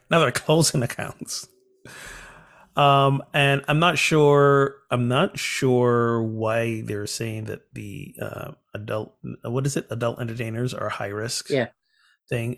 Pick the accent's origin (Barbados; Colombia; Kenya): Barbados; my home country, Barbados